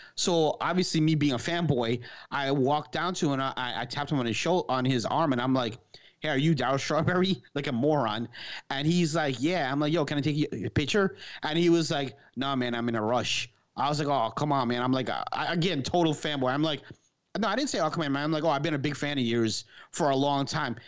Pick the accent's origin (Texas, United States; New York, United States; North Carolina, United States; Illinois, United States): New York, United States; New York City; This is New York, me growing up in Queens